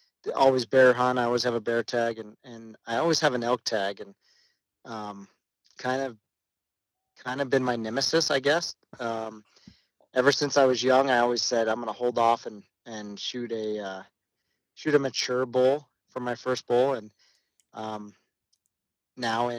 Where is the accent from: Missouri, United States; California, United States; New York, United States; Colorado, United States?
Colorado, United States; also born or lived in Texas; I was born and raised here in Colorado. I did live a few years outside of Colorado down in Texas